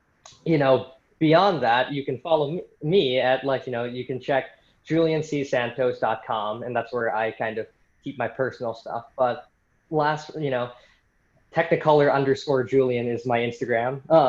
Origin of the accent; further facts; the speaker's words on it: Philippines; just because, you know, I'm Filipino myself, and I really, you know, there aren't as many, like, you know, Filipino filmmaker idols in the 20th century that I know